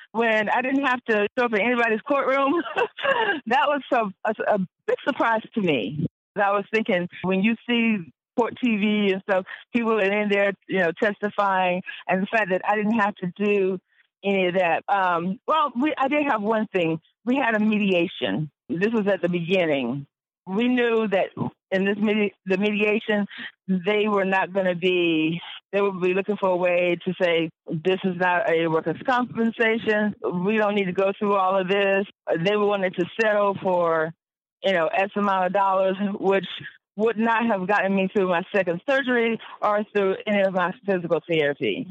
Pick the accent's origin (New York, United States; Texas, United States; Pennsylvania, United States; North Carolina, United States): North Carolina, United States; Wake County; basically was born and raised in Wake County, so I've been here um, pretty much all my life